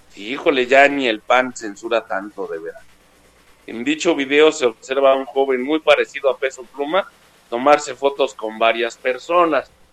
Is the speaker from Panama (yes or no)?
no; Mexico; cuando decimos que somos de México